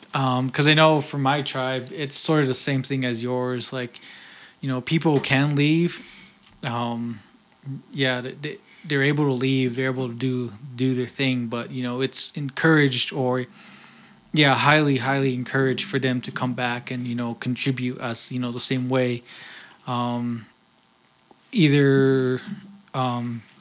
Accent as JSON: {"language": "English", "town": "Leupp", "region": "Arizona", "country": "United States", "said": "I'm from Leupp"}